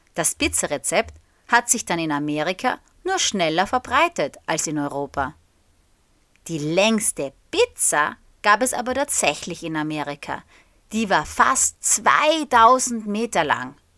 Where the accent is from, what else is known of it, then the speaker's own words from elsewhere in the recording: Austria; der österreichischen Flagge, also der meiner Heimat